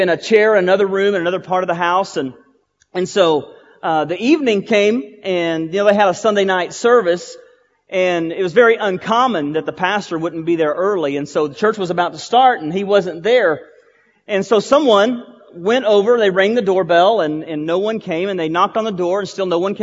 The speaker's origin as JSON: {"language": "English", "town": "Boyd", "region": "Texas", "country": "United States", "tie": "born or raised there", "said": "I was at Trinity Baptist Church in Boyd, Texas. That's my hometown"}